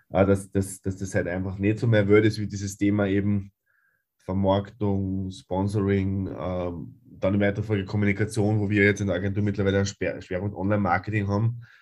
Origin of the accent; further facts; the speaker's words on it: Upper Austria, Austria; Ähm, ich habe äh, in Oberösterreich, wo ich herkomme, äh, begonnen, vorerst Volleyball zu spielen